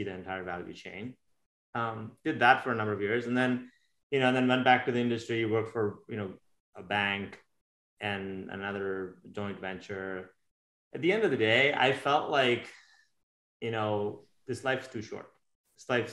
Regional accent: India; moved away as an adult; now in United States; I was born and raised in India. I grew up there until I was 21, 22 years old, and I moved to America about 25 years ago.

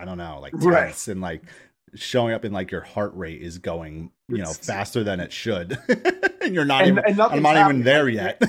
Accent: New York, United States; growing up in New York

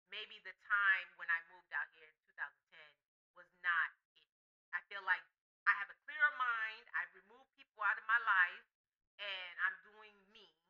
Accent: Miami, Florida, United States; moved away as an adult; also born or lived in Atlanta, Georgia; now in Los Angeles, United States; I'm originally from Miami, Florida. I'm not from Florida. I'm from Miami.

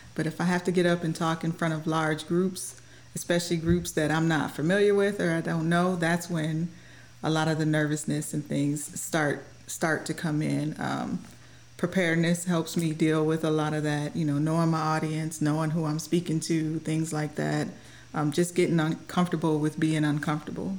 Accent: Mount Clemens, Michigan, United States; moved away as an adult; now in Scott Air Force Base, United States; I'm born and raised in Michigan

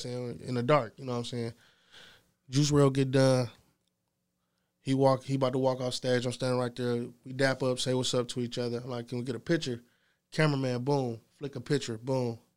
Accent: Ypsilanti, Michigan, United States; I'm from Ypsilanti. Small city.

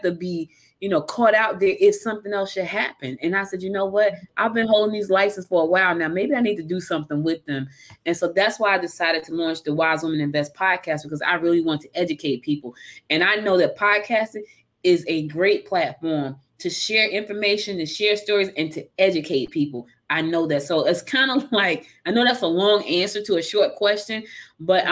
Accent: Newark, New Jersey, United States; moved away as an adult; also born or lived in West Orange, New Jersey; now in Georgia, United States; She moved me to Newark when I was a little girl, you know, and, you know, growing up in Newark

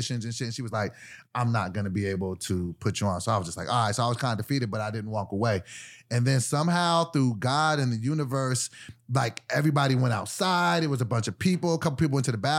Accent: Sacramento, California, United States; I'm from Sacramento

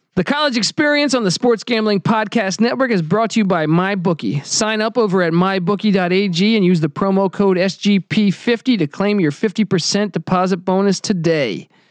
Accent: East Coast, United States; moved away; I grew up on the East Coast.

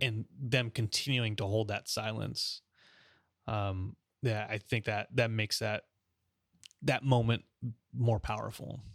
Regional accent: Los Angeles, California, United States; moved away; also born or lived in Oklahoma City; my hometown, there used to, we used to have a Japanese concentration camp

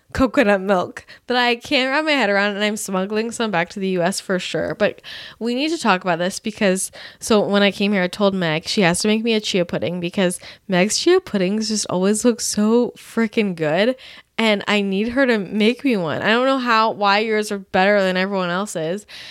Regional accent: Bay Area, California, United States; now in Los Angeles, United States; growing up in the Bay Area

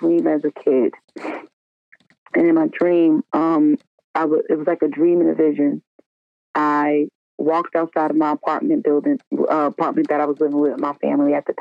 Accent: North Carolina, United States; also born or lived in Staten Island, New York; I was born in Staten Island, but we ended up having to move to North Carolina when I was 3 because my dad

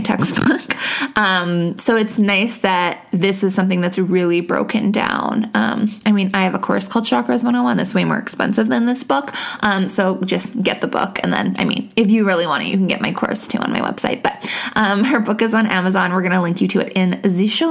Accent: Canada; I'm Canadian.

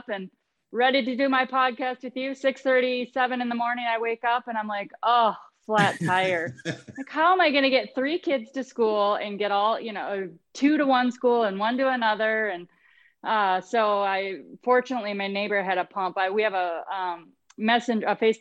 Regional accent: southwest Minnesota, United States; I'm from the southwest part of the state

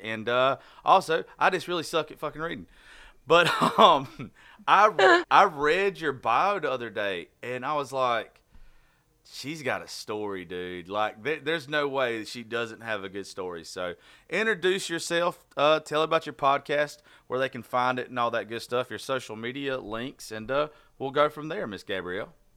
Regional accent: Southern, United States; accent: Southern

